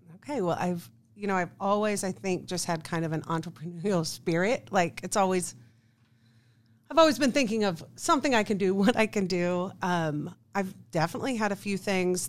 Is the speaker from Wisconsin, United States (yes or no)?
no; Kansas City, Missouri, United States; I am from Kansas City, right here. Uh, went to Oak Park High School.